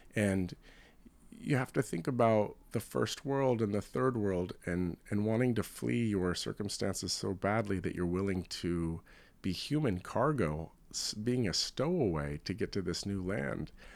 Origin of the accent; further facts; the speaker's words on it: West Coast, United States; now in New York, United States; I come from the West Coast, and we have a, a very large Chinatown in San Francisco